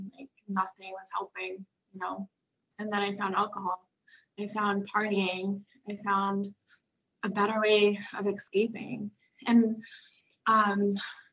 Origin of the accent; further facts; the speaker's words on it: Braintree, Massachusetts, United States; I'm from Braintree, Massachusetts